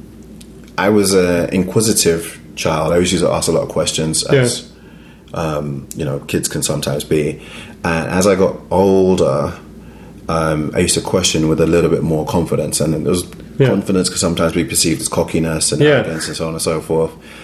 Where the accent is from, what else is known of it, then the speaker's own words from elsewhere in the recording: London, United Kingdom; accent: British; now in Chicago, United States; I grew up in East London.